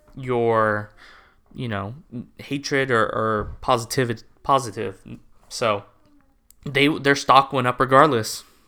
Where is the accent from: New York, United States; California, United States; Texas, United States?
California, United States; I'm from California